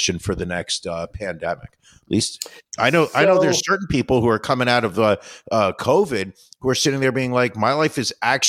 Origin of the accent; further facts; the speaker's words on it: United States; as an American